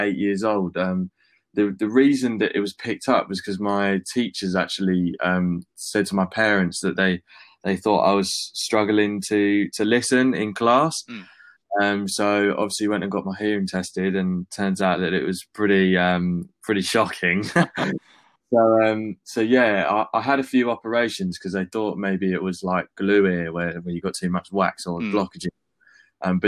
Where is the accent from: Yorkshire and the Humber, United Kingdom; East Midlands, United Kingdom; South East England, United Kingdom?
South East England, United Kingdom; Brighton; also born or lived in Finsbury Park, London; I moved down to Brighton when I was like 4, sort of went through school there